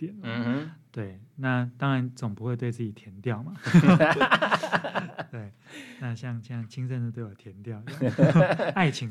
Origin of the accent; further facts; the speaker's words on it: Taipei, Taiwan; now in Hualien, Taiwan; 我们第一次从这个台北来到花莲，那对生活中有野生动物出现，非常的讶异。